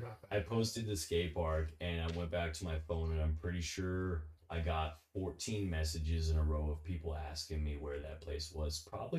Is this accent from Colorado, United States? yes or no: no; New Jersey, United States; I'm from New Jersey.